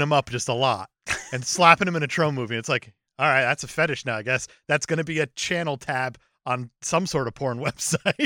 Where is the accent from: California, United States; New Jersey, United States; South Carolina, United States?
New Jersey, United States; growing up in Jersey